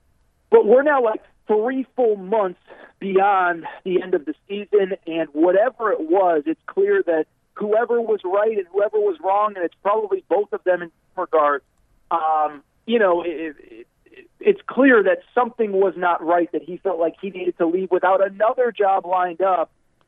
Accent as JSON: {"language": "English", "region": "Connecticut", "country": "United States", "said": "John knows this, but I'm from Connecticut originally. My mom lives in Connecticut."}